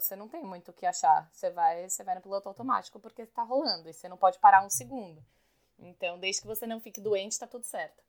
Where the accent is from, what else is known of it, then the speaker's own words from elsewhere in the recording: Brazil; first language Portuguese; moved away as an adult; now in New York, United States; Eu sou bem brasileira